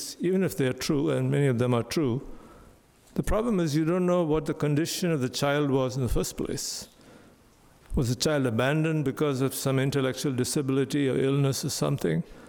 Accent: India; growing up in India

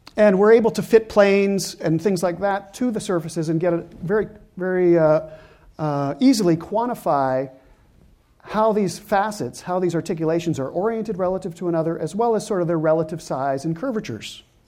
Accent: Canada; I'm Canadian

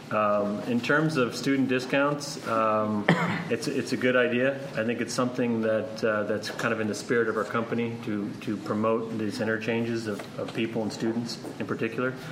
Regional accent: Pleasanton, California, United States; I'm originally from the Bay Area. I'm from Pleasanton originally

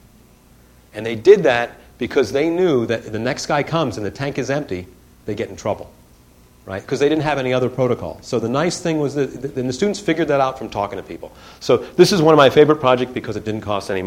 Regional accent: Detroit, Michigan, United States; I grew up in Detroit

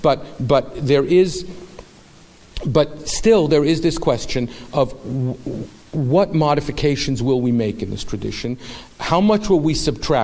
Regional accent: United States; us as American Jews

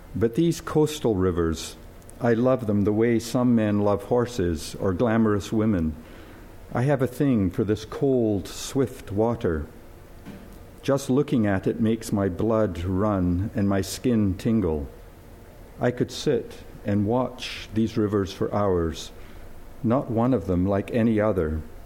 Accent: Scotland, United Kingdom; moved away; I was born and brought up in Scotland

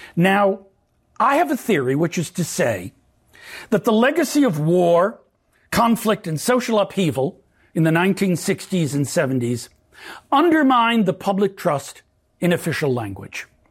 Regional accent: New York City, New York, United States; now in Southern California, United States; I grew up in Brooklyn, New York, in the nineteen fifties and sixties in a Yiddish-speaking household

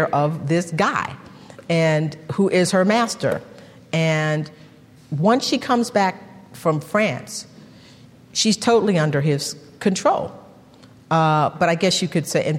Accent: Texas, United States; I'm from Texas

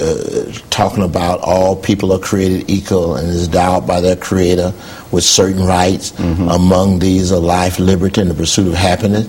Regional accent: New Hebron, Mississippi, United States; moved away as an adult; I was born in Mississippi, and that's where my family started

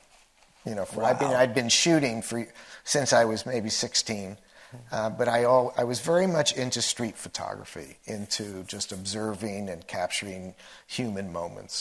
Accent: New Jersey, United States; moved away as an adult; also born or lived in Washington, D.C. / California; I grew up in New Jersey

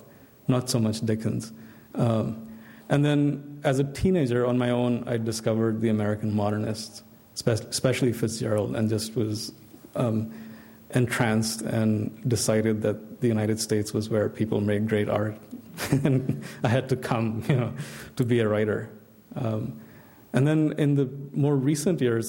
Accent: India; growing up in India in my generation, I had a very mixed set of influences

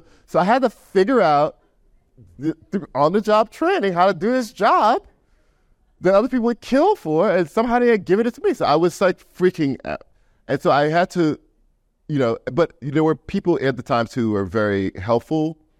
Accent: the South, United States; I guess I'm the banjo, because I'm from the South. I'm a poor kid from the South.

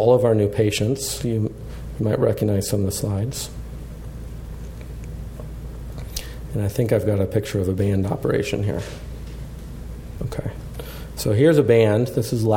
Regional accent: Colorado, United States; I grew up in Colorado

